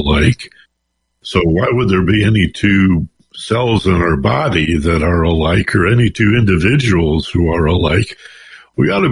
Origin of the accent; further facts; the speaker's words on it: Detroit, Michigan, United States; now in Los Angeles, United States; I'm from Detroit